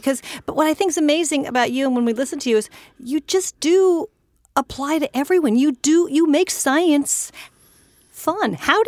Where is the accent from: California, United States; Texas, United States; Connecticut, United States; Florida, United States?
California, United States; now in New York, United States; I grew up in California where there were tons of stars. I grew up in a small town in California where you looked up and there were always stars. And I've lived in New York for so many decades now.